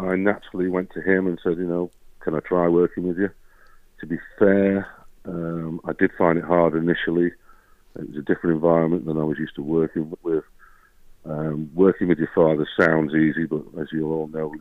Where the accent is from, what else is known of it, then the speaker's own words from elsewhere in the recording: Bunbury, North West England, United Kingdom; I grew up in Bunbury, born in Bunbury and grew up in Bunbury. I went to school at Tarpley